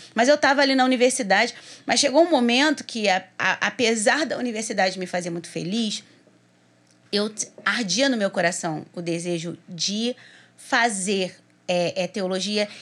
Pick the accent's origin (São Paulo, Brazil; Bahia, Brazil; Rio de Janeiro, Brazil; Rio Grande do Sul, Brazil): Rio de Janeiro, Brazil; Duque de Caxias; eu sou de Duque de Caxias